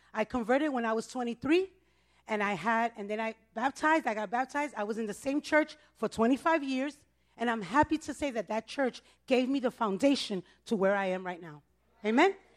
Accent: New York City, New York, United States; I was born and raised in the Bronx. I'm a Bronx girl.

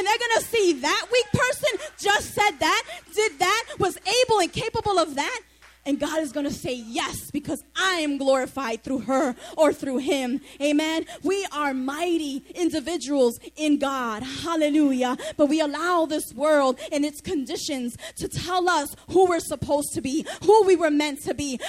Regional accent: New York City, New York, United States; I grew up in the Monroe Projects, Soundview and Lafayette, not too far from here.

